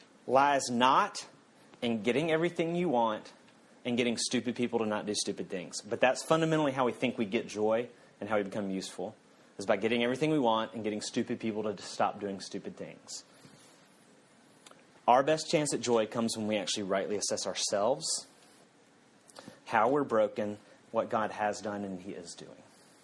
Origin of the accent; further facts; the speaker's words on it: South Carolina, United States; when I moved to California from South Carolina, people in South Carolina made all these kind of similar disparaging statements